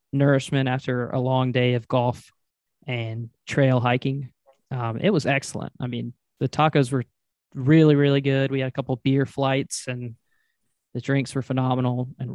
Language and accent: English; North Carolina, United States; I'm from North Carolina, so we spent some time in the North Carolina mountains